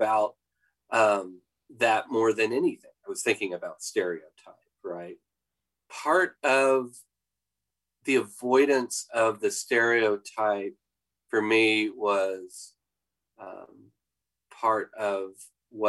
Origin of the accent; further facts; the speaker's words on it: Oklahoma, United States; I grew up in Oklahoma